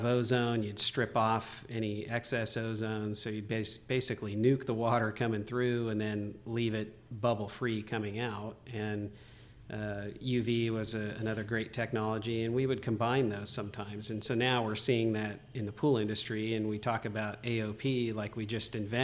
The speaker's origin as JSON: {"language": "English", "area": "Bay Area", "region": "California", "country": "United States", "tie": "born or raised there", "said": "I grew up in the Bay Area"}